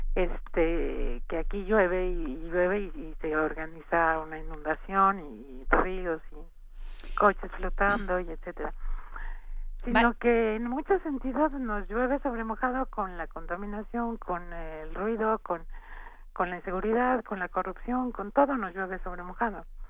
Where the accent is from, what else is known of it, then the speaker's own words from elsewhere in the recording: Mexico; somos tres compositores vivos, mexicanos